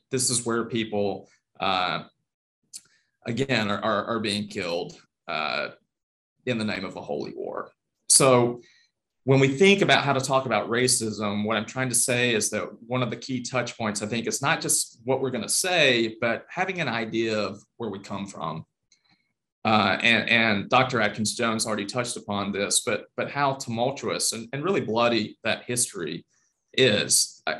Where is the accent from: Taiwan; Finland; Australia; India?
Taiwan; My mother was born in China I grew up in Taiwan.